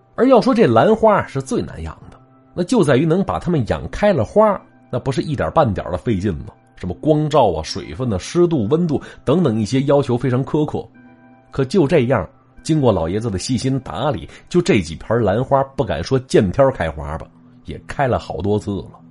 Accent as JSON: {"language": "Chinese", "region": "Northeast China", "country": "China", "accent": "Northeastern", "said": "这叫秧子呀，是咱东北话"}